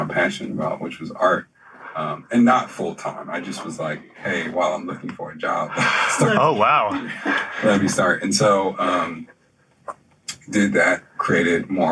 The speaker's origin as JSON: {"language": "English", "town": "Philadelphia", "region": "Pennsylvania", "country": "United States", "tie": "born or raised there", "also_born_or_lived": "Hampton, Virginia / New York / New Jersey", "moved": "as an adult", "lives_now": "Richmond, United States", "said": "I was born and raised in Philadelphia, but, you know, my mother's side of the family was here, so I've always been back and forth. I moved here in 2007, and been here since"}